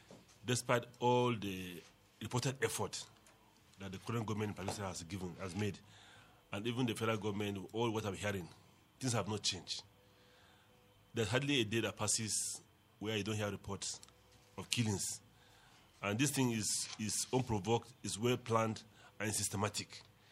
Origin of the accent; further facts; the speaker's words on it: Garkawa, Plateau, Nigeria; Even in my village, I come from Mikan local government in Garkawa.